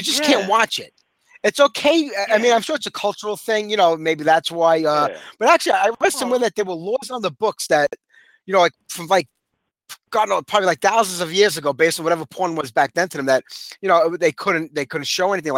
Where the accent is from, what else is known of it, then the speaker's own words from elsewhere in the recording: New York City, New York, United States; accent: Brooklyn; my Brooklyn accent